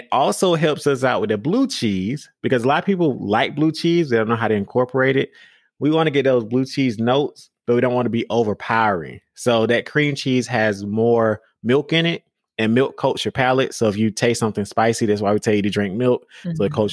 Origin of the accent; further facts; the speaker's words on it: Georgia, United States; I grew up in Georgia